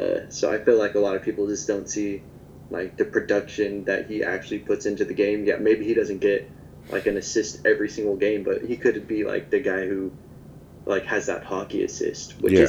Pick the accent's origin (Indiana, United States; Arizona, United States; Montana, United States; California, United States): California, United States; Fresno; I'm half Japanese, I was born in Fresno.